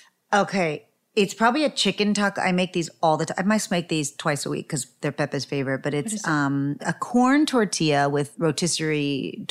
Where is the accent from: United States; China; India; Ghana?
United States; Texas; I only grew up eating flour because I'm a Texican.